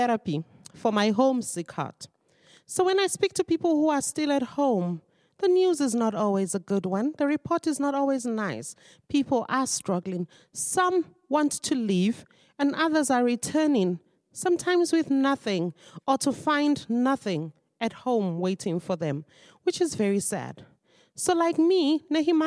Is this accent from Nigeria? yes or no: yes; Nigeria; moved away as an adult; now in South Africa; I am originally a Nigerian, and I've lived in South Africa for 20 years.